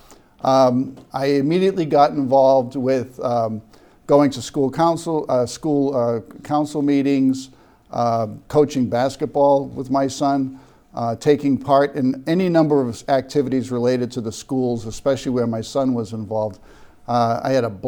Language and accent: English; Cambridge, Massachusetts, United States; I was born in Cambridge.